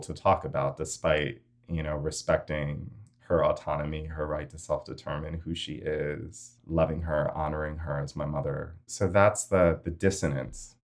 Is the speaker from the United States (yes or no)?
yes; New York City, New York, United States; as a U S American, born and raised in New York City